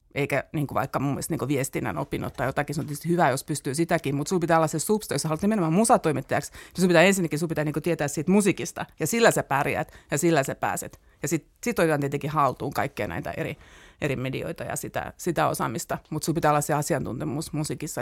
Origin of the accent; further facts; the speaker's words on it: Turku, Southwest Finland, Finland; moved away as an adult; now in Helsinki, Finland; mä olen siellä syntynyt ja siellä koulut käyneestä tulin tänne opiskelemaan